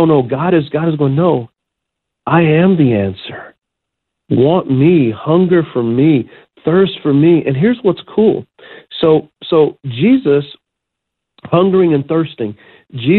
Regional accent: United States; as American Christians

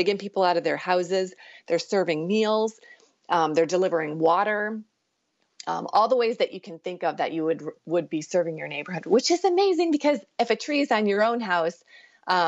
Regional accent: Iowa, United States; I'm from Iowa

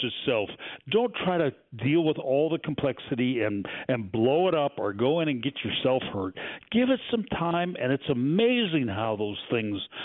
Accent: Pacific Northwest, United States; moved away; I grew up in the Pacific Northwest

